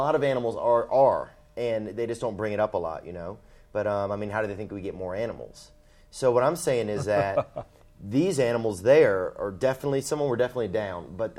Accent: United States

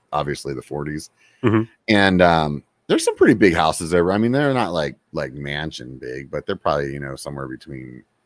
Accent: Pennsylvania, United States; now in California, United States; I'm from Pennsylvania originally, so it snows and stuff there during the winter

